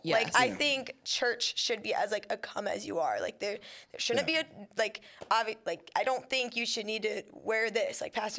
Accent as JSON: {"language": "English", "town": "Woodburn", "region": "Indiana", "country": "United States", "said": "I'm from Woodburn, Indiana, but, like, it's around, like, the Fort Wayne area. Yep. It's the second smallest city in Indiana"}